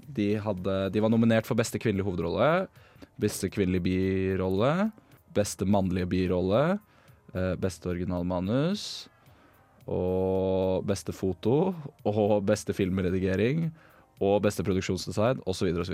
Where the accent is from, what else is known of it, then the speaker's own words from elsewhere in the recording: Bærum, Akershus, Norway; moved away; min lokalavis hjemme i Bærumsland